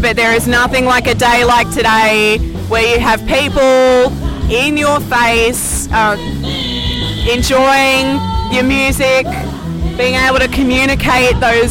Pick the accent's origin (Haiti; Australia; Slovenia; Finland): Australia; Sydney, New South Wales; moved away as an adult; also born or lived in Wollongong, Australia; now in Florida, United States; I'm from close to Sydney. Yeah. So I grew up in Sydney